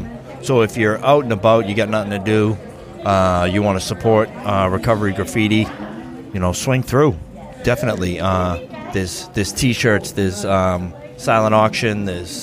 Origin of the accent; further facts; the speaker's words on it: Brockton, Massachusetts, United States; where I was born and raised.